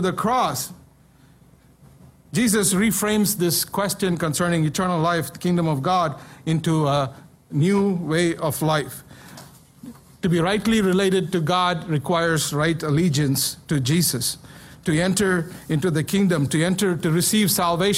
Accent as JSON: {"language": "English", "country": "India", "tie": "born or raised there", "moved": "yes", "said": "When I was growing up in India"}